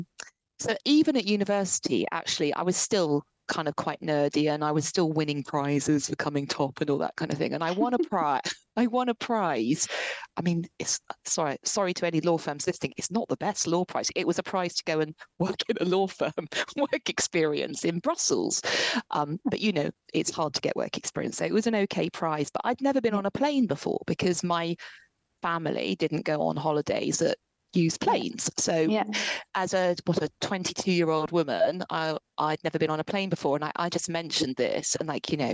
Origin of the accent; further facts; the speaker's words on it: Ipswich, East of England, United Kingdom; moved away; I'm from Ipswich originally, which is like a real area